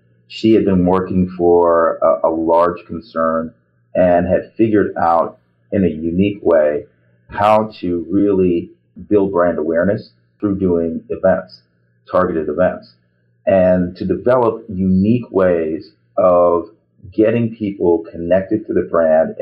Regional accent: New York, United States; I was born here. I was born in New York, in Brooklyn, New York.

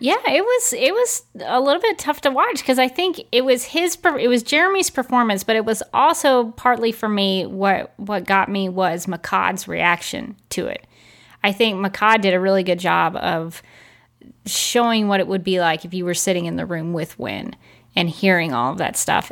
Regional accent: Birmingham, Alabama, United States; when I grew up in Birmingham, Alabama, we had Piggly Wiggly

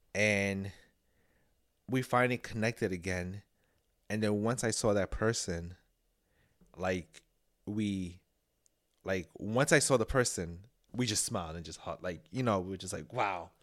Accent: New York, United States; I'm a New Yorker

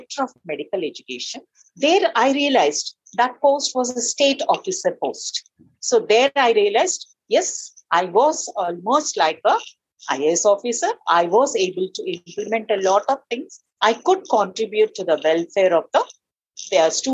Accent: Nagarjuna Sagar, Telangana, India; I grew up in Nagarjan Sagar. Have you heard about it? It's a big irrigation project. There is a big dam

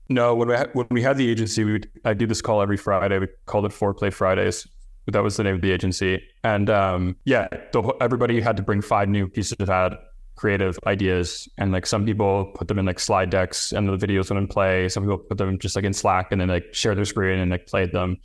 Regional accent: near Toronto, Ontario, Canada; moved away as an adult; moved to Toronto, which is the, the closest kind of big city to my hometown

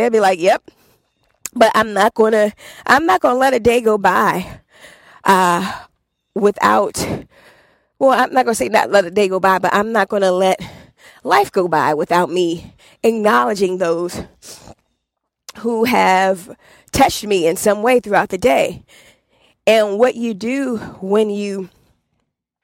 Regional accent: Washington, District of Columbia, United States; moved away; I'm from Southeast DC

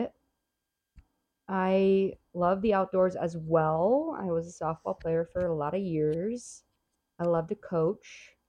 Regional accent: California, United States; moved away as an adult; now in Prescott, United States; But I am originally from California, and I moved to Prescott, I don't even know now, 3 years ago.

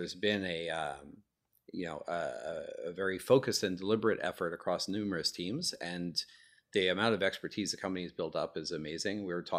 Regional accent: Montreal, Quebec, Canada; I'm originally from Montreal, Canada, and I got my start at a company there called Matrox Graphics

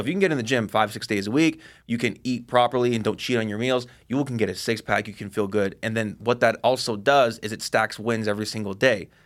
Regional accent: Seattle, Washington, United States; also born or lived in Bellevue, Washington / Monroe, Washington; born and raised in Seattle

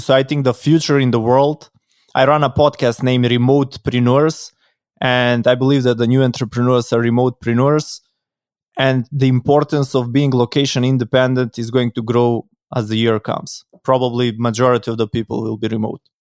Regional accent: North Macedonia; I come from Macedonia, from Europe

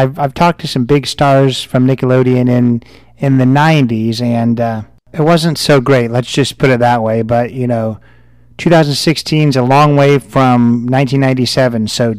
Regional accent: Indiana, United States; I'm from Indiana, so of course that is the home

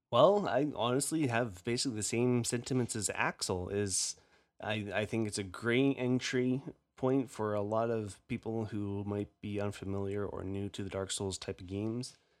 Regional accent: Canada; accent: Canadian; My Canadian accent

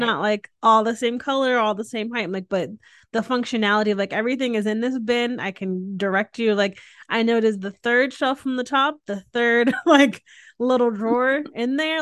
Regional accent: Northeast, United States; now in Texas, United States; I grew up in the Northeast

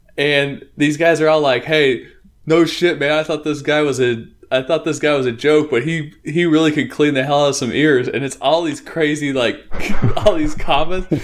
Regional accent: Northeast Oregon, United States; also born or lived in Portland, Oregon; I grew up in Northeast Oregon

